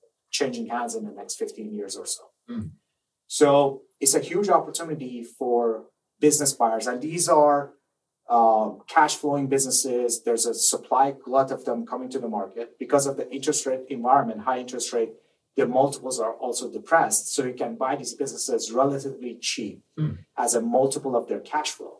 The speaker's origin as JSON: {"language": "English", "country": "Iran", "tie": "born or raised there", "also_born_or_lived": "Maryland, United States", "second_language": "English", "moved": "as an adult", "lives_now": "United States", "said": "I grew up in Iran"}